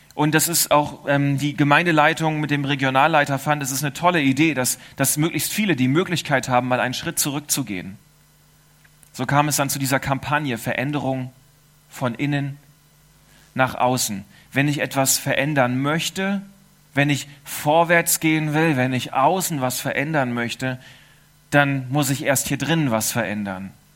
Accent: Germany; now in Switzerland; Ich bin Deutscher

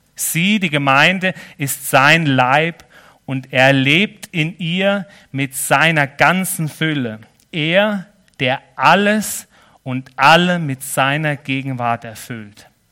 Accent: Germany; also born or lived in Nesslau, Switzerland; now in Switzerland; ich bin ja schon Schweizer mittlerweile, auf dem Pass, aber als Deutscher

